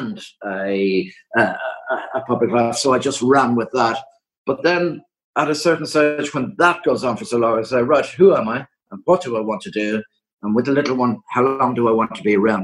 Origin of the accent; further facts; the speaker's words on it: Ireland; I'm from Ireland